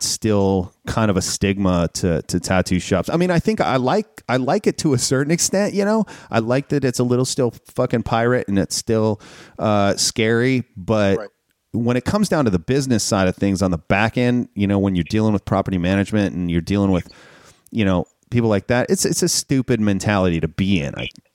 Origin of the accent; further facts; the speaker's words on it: Minnesota, United States; moved away; I grew up in Minnesota